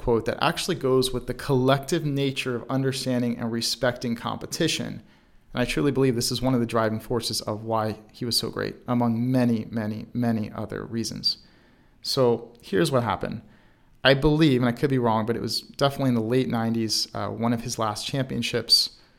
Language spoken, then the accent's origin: English; Baltimore, Maryland, United States; even though I was not in Chicago, I'm from Baltimore, Maryland